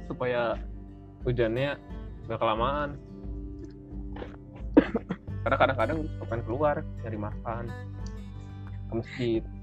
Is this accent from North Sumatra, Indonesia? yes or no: no; Bogor, West Java, Indonesia; gue dari Bogor, eh, hmm. uh, kota hujan. Yang akhir-akhir ini tuh lagi bener-bener hujan terus tiap hari.